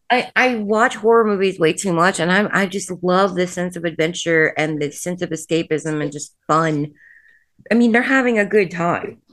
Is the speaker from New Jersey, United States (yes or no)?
no; Indiana, United States; I'm from the Midwest.